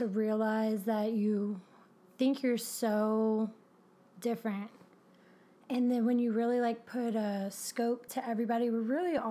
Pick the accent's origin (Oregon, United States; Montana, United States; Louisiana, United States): Louisiana, United States; Kenner; also born or lived in Sulphur, Louisiana; I describe myself as Louisiana bound. You know, I grew up in Kenner, which is like a greater New Orleans area.